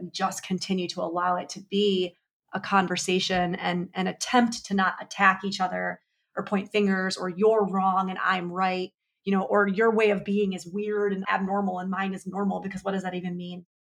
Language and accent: English; New York, United States; I'm also a New Yorker